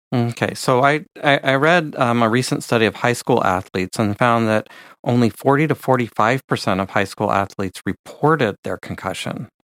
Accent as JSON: {"language": "English", "area": "San Francisco Bay Area", "region": "California", "country": "United States", "tie": "born or raised there", "said": "I grew up in the San Francisco Bay Area"}